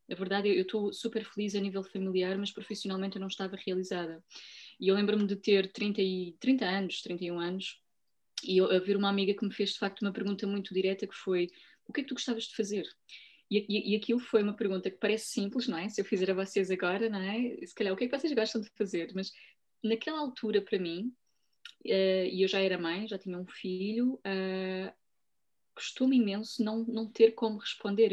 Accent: Portugal; eu nasci em Portugal, sou portuguesa

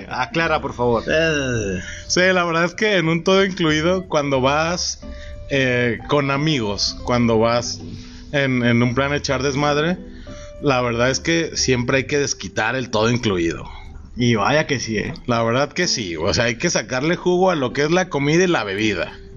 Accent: Mexico; como buen mexicano naco

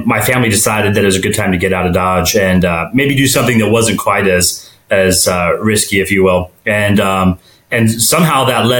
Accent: Suwon, Gyeonggi Province, South Korea; born there; when I was young, I was born in Suwon, South Korea.

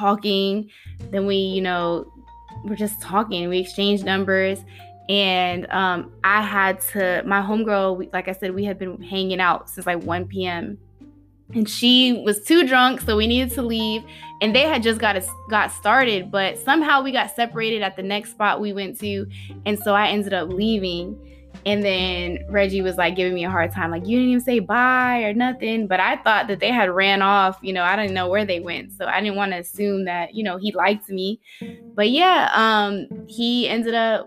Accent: Newport News, Virginia, United States; moved away; also born or lived in San Diego; we're all from Newport News, Hampton

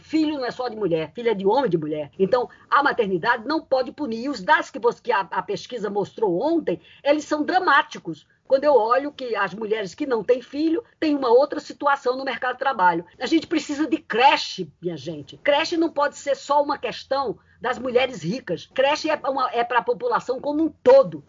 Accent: Northeast Region, Brazil; moved away; da minha terra, é, da minha terra do meu Nordeste

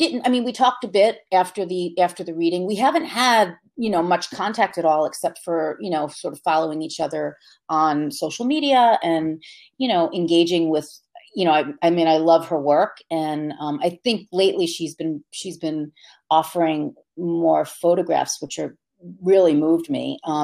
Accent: Jersey Shore, New Jersey, United States; now in Hudson Valley, United States; my family's still all on the Jersey Shore

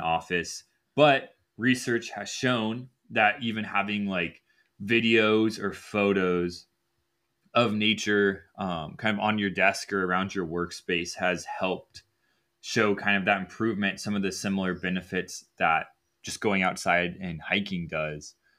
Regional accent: Ohio, United States; I was from Ohio

